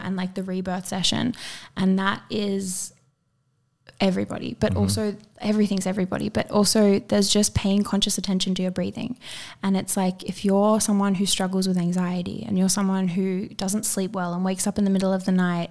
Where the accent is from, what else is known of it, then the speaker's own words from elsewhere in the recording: Byron Bay, New South Wales, Australia; I grew up in Byron